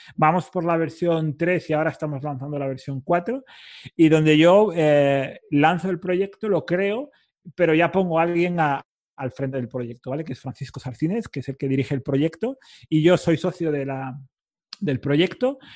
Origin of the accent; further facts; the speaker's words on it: Cantabria, Spain; parte del equipo en Cantabria o distribuida, de donde soy yo